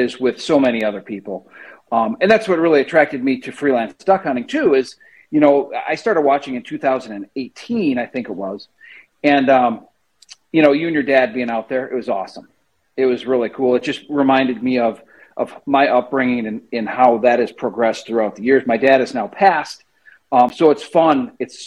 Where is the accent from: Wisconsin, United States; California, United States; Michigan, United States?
Wisconsin, United States; central; also born or lived in northern Illinois; now in Illinois, United States; I grew up in Wisconsin. I grew up in central Wisconsin